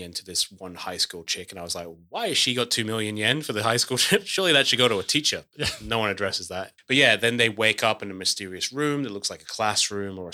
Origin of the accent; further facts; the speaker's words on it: Scotland, United Kingdom; when I was growing up in Scotland, my high school, which was nice with secondary, was conjoined with the Musical Theatre of Scotland